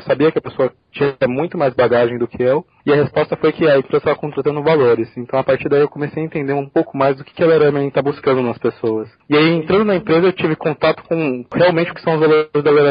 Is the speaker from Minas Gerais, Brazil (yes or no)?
no; São Paulo, Brazil; Eu sou de São Paulo, mas para fazer a faculdade eu tive que sair de casa. Então fui morar no interior, fiquei 5 anos no interior.